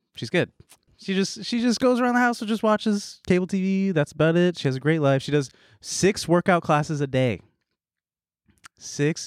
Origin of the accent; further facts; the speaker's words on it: Danville, California, United States; moved away; I was in my white hometown, Danville